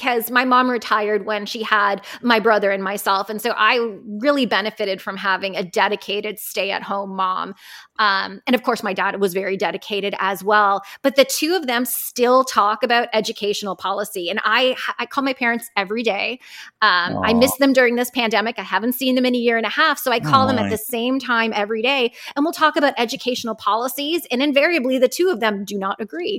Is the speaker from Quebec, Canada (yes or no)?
no; Hamilton, Ontario, Canada; I am Canadian. I grew up in Hamilton, Ontario, Canada, also known as the Hammer